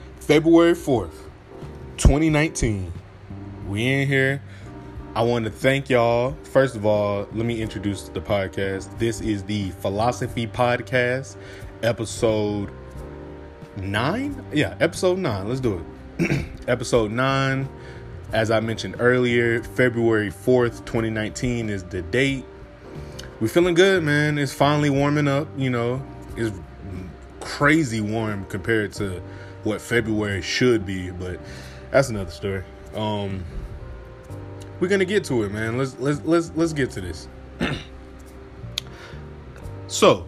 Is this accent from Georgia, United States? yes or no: yes; Atlanta, Georgia, United States; I'm from Atlanta. I grew up 30 minutes away from where he grew up